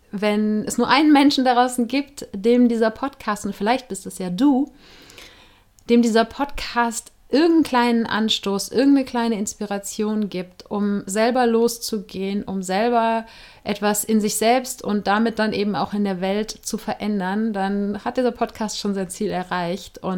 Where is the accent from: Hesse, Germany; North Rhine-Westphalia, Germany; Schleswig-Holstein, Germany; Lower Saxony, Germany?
North Rhine-Westphalia, Germany; Cologne; inzwischen 40 Jahre alt. Ich komme aus Köln, wo ich im Moment auch wieder mal bin.